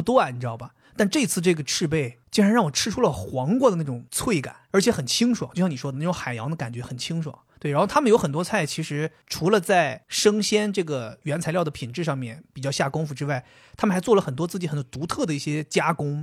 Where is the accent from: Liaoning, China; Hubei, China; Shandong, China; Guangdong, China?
Liaoning, China; Dalian; now in Shanghai, China; 其实你别看我是个东北人